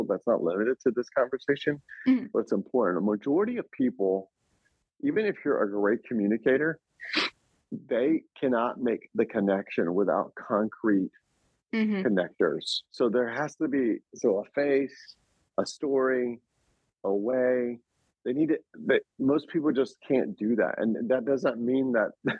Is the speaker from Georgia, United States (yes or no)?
yes; Smyrna, Georgia, United States; moved away as an adult; also born or lived in Atlanta, Georgia; now in Lehigh Valley, United States; Smyrna First Baptist Church, Smyrna, Georgia, my hometown